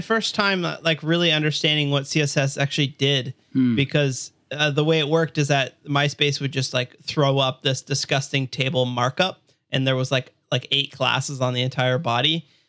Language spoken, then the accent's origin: English; Hamilton, Ontario, Canada; So I'm from Hamilton, Burlington, Toronto area. It's in Ontario, Canada.